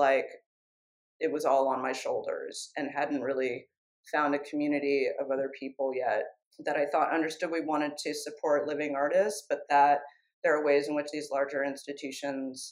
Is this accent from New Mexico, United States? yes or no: no; San Francisco, California, United States; moved away as an adult; I was back in California in my hometown of San Francisco